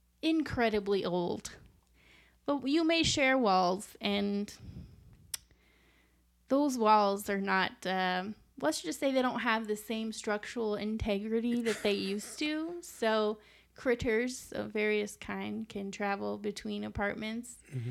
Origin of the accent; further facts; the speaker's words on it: Chicago, Illinois, United States; oh yeah, I'm a White Sox fan because I'm from the South Side.